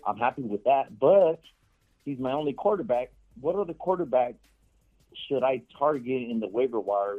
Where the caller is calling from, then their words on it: Los Angeles, California, United States; Los Angeles.